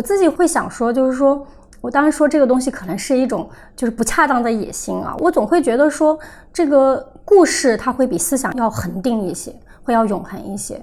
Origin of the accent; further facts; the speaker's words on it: Sichuan, China; moved away; 可是回到四川，我就感觉整个人所有的人都瘫倒状态